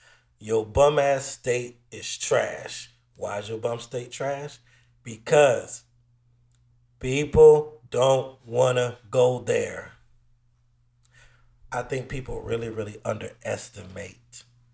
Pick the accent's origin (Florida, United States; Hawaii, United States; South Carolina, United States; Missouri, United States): Florida, United States